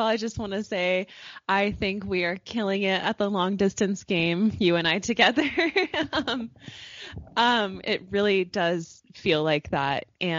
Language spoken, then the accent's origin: English; Oregon, United States; moved away as an adult; now in Salt Lake City, United States; I was born and raised in Oregon. I actually lived in the same house all my life until I moved away for college. And I've kind of been just moving around ever since.